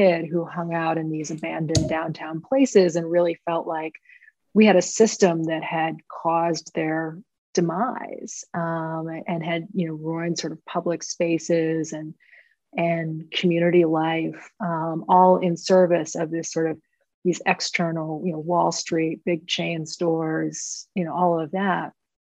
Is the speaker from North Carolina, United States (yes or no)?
no; Portland, Maine, United States; I grew up in Portland, Maine